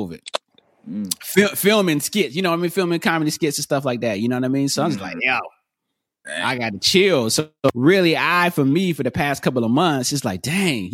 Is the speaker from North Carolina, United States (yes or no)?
yes; North Carolina, United States; also born or lived in Atlanta; now in Los Angeles, United States; I'm originally from North Carolina, but I've been in LA for this past, now this year it'll be 10 years